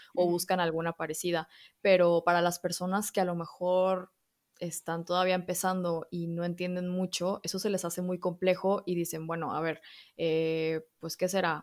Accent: Mexico; accent: Mexican; moved away as an adult; also born or lived in Spain; mexicana, como quizá ya podrán escuchar el acento.

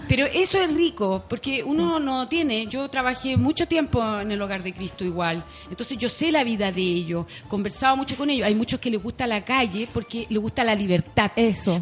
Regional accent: Punta Arenas, Magallanes and Chilean Antarctica, Chile; moved away; yo vengo de Punta Arenas

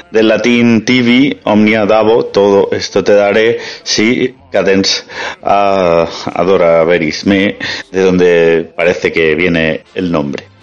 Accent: Catalonia, Spain; born there; Yo nací en el Mediterráneo, como …, y aquí bueno, eh, el Tibidabo, que a duras penas supera los 500 metros

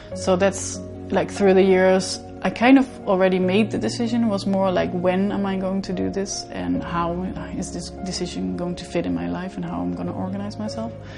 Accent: Netherlands; I'm from the Netherlands

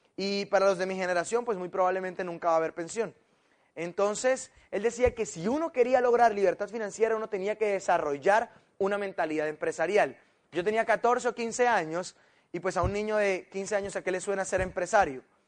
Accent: Colombia

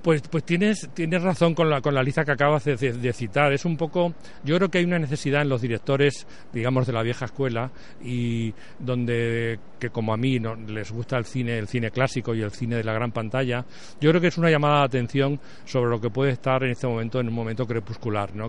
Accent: Spain; also born or lived in Madrid; vivíamos en un pueblo como, muchos españoles de esa época

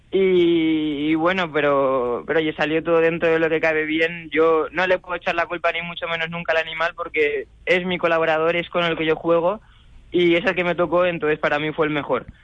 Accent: Valeria, Castilla-La Mancha, Spain; sin olvidarnos nunca de, esas raíces manchegas, ¿no? De, mi pueblo, de Valeria y de toda mi familia

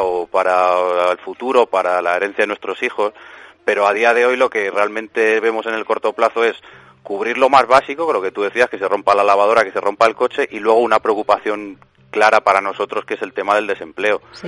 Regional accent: Spain

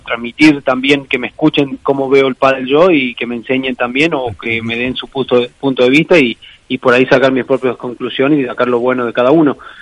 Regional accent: San Luis, Argentina; moved away as an adult; also born or lived in Santander, Spain / Madrid, Spain; now in Valladolid, Spain; en mi ciudad

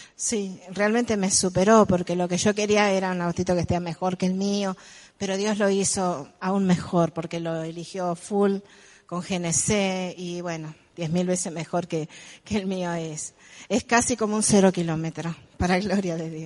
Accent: El Trébol, Santa Fe, Argentina; soy del Trébol a una distancia de más o menos 170 kilómetros

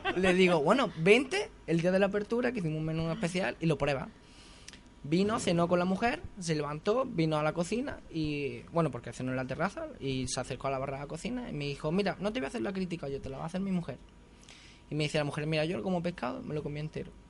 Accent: Castell de Ferro, Andalusia, Spain; now in Santiago del Teide, Spain; yo soy de un pueblo muy pequeñito de Granada, unos 5.000 habitantes, se llama Castel del Ferro

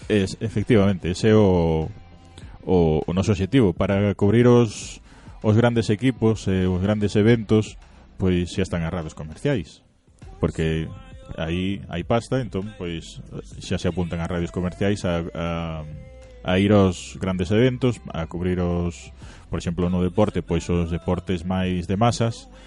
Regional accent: Carballo, Galicia, Spain; eu son de Carballo.

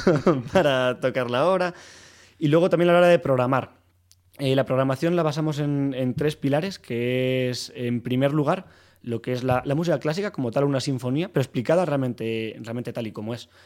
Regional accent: Soria, Castile and León, Spain; moved away as an adult; now in Madrid, Spain; yo soy de Soria y llegué aquí a Madrid a estudiar arquitectura y había hecho piano en Soria

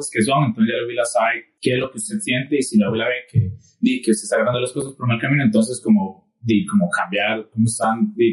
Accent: Costa Rica; todos somos tricos ticos acá

